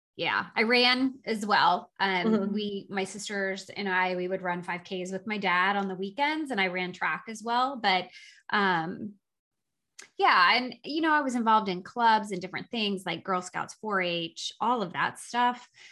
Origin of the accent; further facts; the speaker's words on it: Southern Illinois, United States; now in Doylestown, United States; I grew up in Southern Illinois in a little teeny tiny town of about 3,000 people that was a farming community.